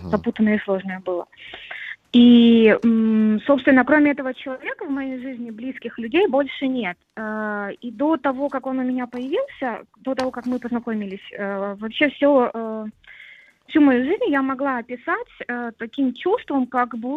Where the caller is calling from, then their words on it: Saint Petersburg, Russia; я из Питера.